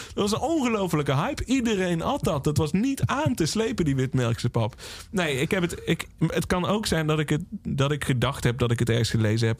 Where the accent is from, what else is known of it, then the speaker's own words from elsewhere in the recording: Valkenswaard, North Brabant, Netherlands; Ik ben opgegroeid in Valkenswaard